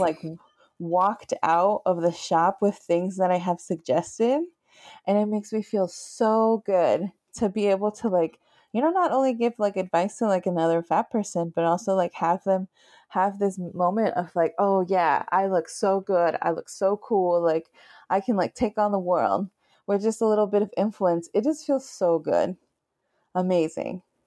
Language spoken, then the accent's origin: English; Nevada, United States; moved away as an adult; now in Minneapolis, United States; I grew up in Nevada, in, right by the Sierra Nevadas